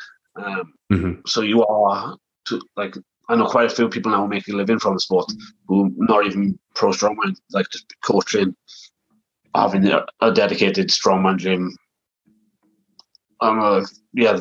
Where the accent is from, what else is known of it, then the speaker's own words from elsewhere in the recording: South Wales, United Kingdom; moved away; also born or lived in Preston, England; I'm from South Wales originally. And we had the opportunity to move back to Wales.